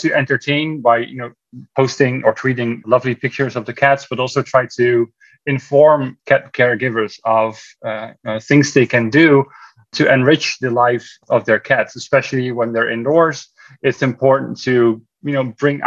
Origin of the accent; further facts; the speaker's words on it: Netherlands; moved away as an adult; also born or lived in California; now in Texas, United States; we are originally from the Netherlands, my wife and I. So we moved to the United States in 2011, 11 years ago